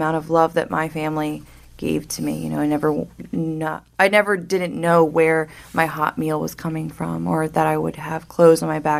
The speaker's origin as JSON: {"language": "English", "region": "New Jersey", "country": "United States", "tie": "born or raised there", "said": "I was born in New Jersey, South Jersey. I went to Rancocas Valley Regional High School in Mount Holly"}